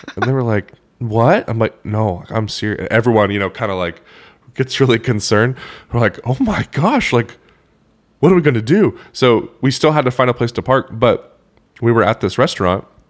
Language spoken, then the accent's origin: English; Oklahoma, United States; I did not really grow up listening to a ton of country, um, which is ironic 'cause I'm from Oklahoma